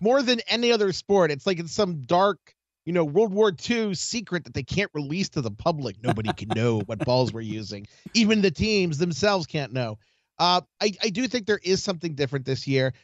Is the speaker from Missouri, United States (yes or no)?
no; Baltimore, Maryland, United States; I'm from Baltimore